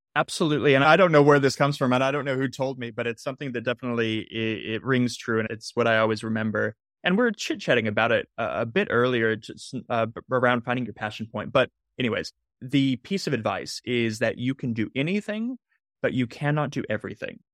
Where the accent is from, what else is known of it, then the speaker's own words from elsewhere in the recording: Southern California, United States; I grew up in Southern California